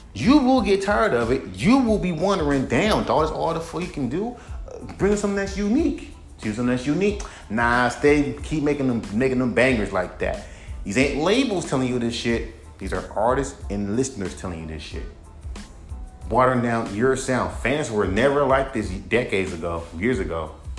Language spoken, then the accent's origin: English; California, United States; I was born and raised in California.